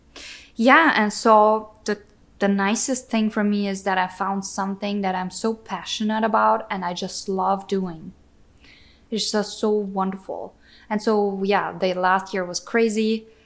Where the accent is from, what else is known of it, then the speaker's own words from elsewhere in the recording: Austria; moved away as an adult; now in Wisconsin, United States; I was born and grew up in Austria.